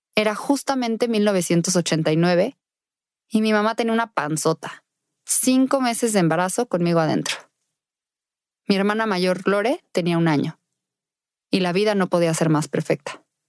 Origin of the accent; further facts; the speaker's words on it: Querétaro, Mexico; Nací en Querétaro, México, en 1989